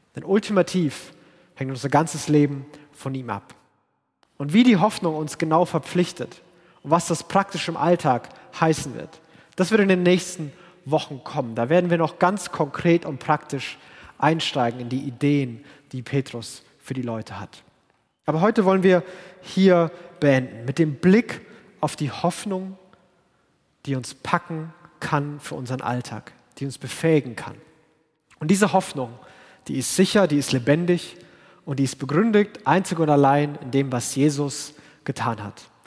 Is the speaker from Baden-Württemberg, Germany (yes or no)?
no; Franconia, Bavaria, Germany; bin Franke, wo alle so reden und denken und aussehen wie ich